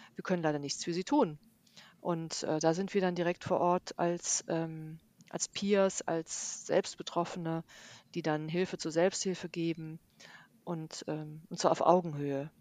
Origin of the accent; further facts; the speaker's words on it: Bonn, North Rhine-Westphalia, Germany; ich bin ja aus Bonn